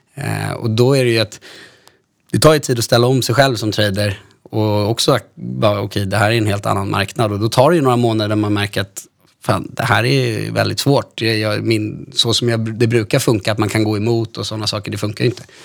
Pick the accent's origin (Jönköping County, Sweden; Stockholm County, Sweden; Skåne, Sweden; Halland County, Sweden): Stockholm County, Sweden; Stockholm; Jag är 31 år från Stockholm